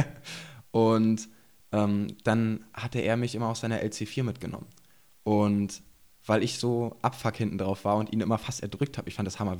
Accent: Burg, Saxony-Anhalt, Germany; Und ich komme gebürtig aus Burg und wohne jetzt auch wieder in Burg.

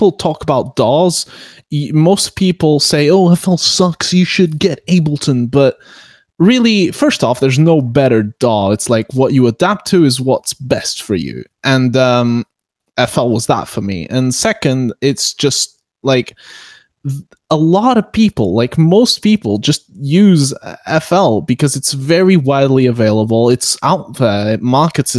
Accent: Portugal; I'm from Portugal

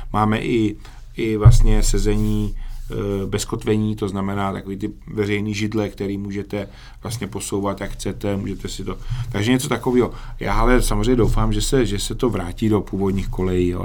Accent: Czechia; my si podle mě obecně jako Češi

